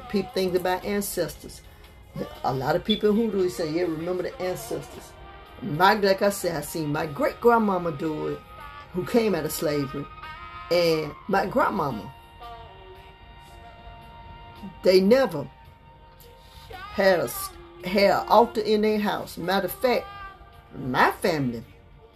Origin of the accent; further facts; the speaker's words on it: Montgomery, Alabama, United States; also born or lived in New York; when I was coming up, we came here from New York. You know, Montgomery, Alabama was really country